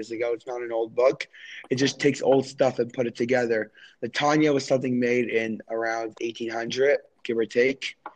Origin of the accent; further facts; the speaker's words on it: New York City, New York, United States; I grew up in Crown Heights. I was born in Brooklyn